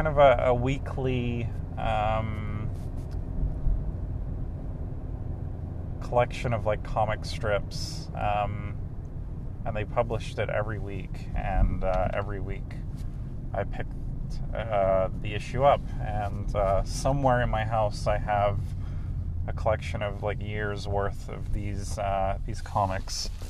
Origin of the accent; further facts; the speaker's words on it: England, United Kingdom; moved away; I grew up in England